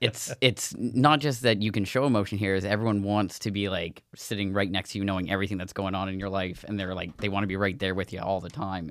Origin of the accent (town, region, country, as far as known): Nova Scotia, Canada